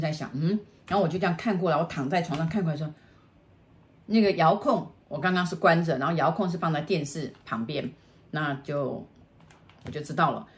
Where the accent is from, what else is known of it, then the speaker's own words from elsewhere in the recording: Taiwan; 我台湾人，我台湾来的